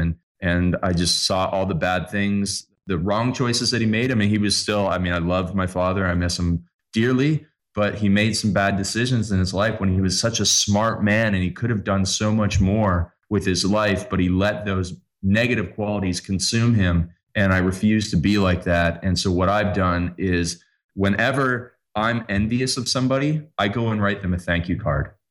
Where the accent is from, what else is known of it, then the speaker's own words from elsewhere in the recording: Canada; I'm Canadian